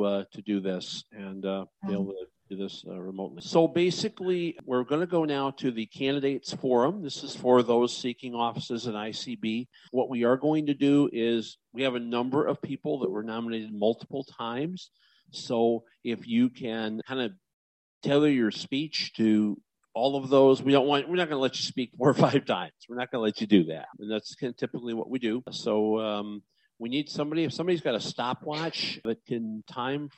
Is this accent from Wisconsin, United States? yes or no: no; Illinois, United States; It's my home state.